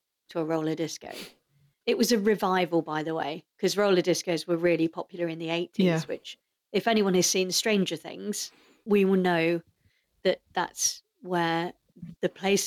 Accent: United Kingdom; as a British girl

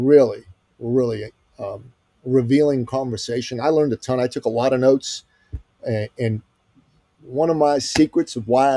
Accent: Iran; I'm from Iran

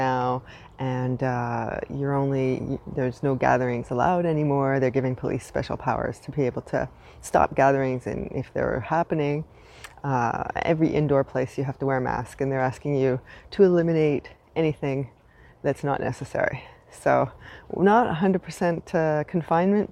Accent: Canada; now in Montreal, Canada; I am unapologetically Canadian

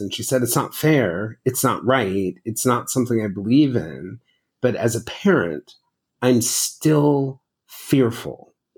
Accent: the South, United States; a black family growing up in the South

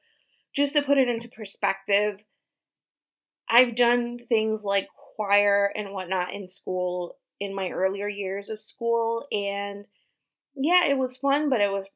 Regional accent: Puerto Rico; moved away; We were raised Christian, primarily Pentecostal in Puerto Rico

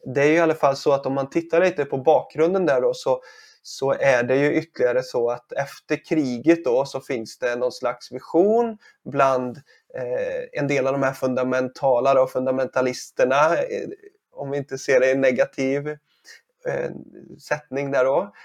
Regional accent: Sweden; som svensk här

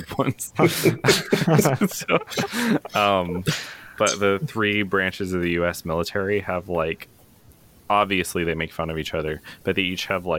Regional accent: southeastern Washington, United States; now in Pennsylvania, United States; I grew up in southeastern Washington

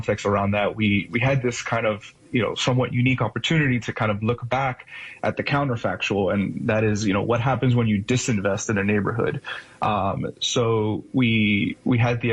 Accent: Miami, Florida, United States; moved away as an adult; now in Midwest, United States; I grew up in Miami, Florida, and my parents were first generation immigrants from Cuba

